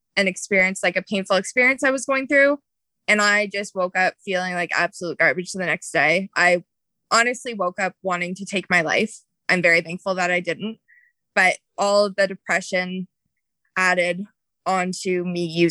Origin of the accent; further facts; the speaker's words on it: Ontario, Canada; I grew up in Ontario, Canada